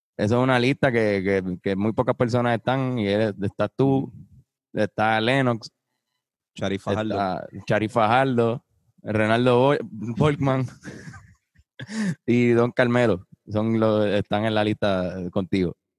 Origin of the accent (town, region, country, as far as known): Puerto Rico